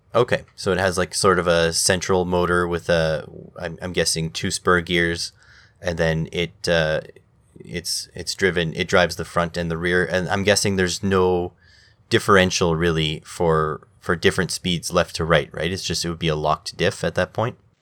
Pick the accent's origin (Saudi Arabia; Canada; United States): Canada; me as a Canadian